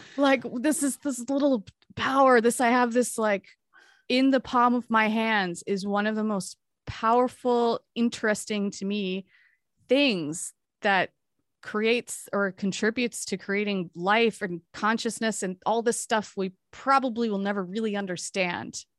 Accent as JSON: {"language": "English", "region": "Hawaii", "country": "United States", "tie": "born or raised there", "said": "I grew up in Hawaii too"}